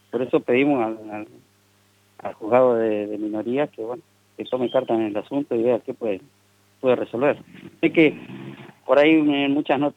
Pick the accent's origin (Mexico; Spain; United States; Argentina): Argentina; Buenos Aires; now in General Pico, Argentina; yo hace tres años que vivo en Pico, vengo de Buenos Aires y allá sufrí un hecho de inseguridad grave